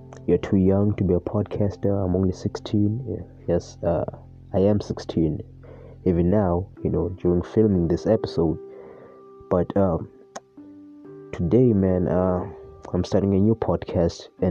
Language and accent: English; South Africa; I was born in South Africa in a very middle-class family